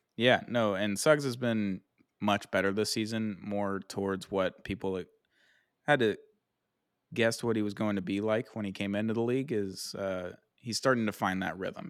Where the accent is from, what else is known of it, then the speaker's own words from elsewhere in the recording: United States; I'm American